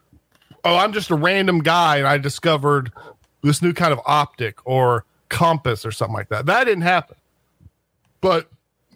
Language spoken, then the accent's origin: English; United States; because we're American